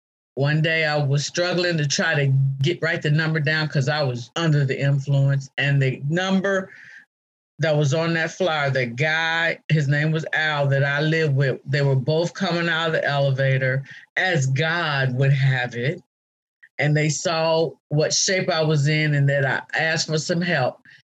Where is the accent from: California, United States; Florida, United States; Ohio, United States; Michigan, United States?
Ohio, United States; moved away as an adult; also born or lived in Atlanta / Cincinnati / Washington, D.C.; now in Baltimore, United States; because I lived in Atlanta, I lived in Cincinnati, I lived in D.C., and now I'm in Baltimore, and I'm from Ohio.